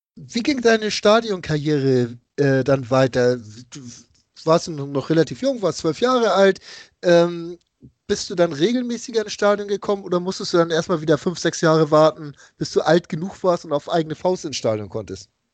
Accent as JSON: {"language": "German", "region": "Hamburg", "country": "Germany", "said": "als Hamburger"}